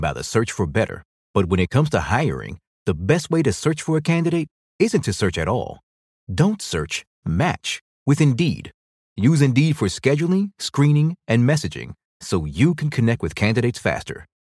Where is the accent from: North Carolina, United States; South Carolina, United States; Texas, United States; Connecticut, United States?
North Carolina, United States; I'm from North Carolina